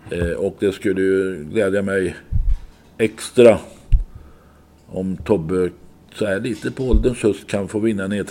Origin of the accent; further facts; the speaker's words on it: Åby, Västra Götaland, Sweden; Ja, och jag är egentligen uppväxt i Åby, Åbyräjongen.